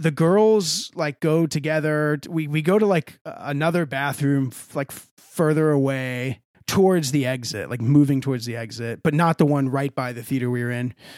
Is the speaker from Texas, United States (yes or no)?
yes; Texas, United States; I'm from Texas